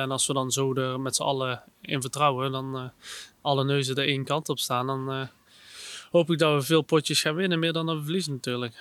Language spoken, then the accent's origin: Dutch; Netherlands; ik als Nederlander